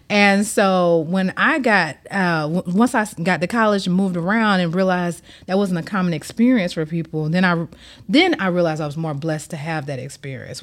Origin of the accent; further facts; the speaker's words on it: Atlanta, Georgia, United States; moved away as an adult; now in Miami, United States; I'm born and raised in Atlanta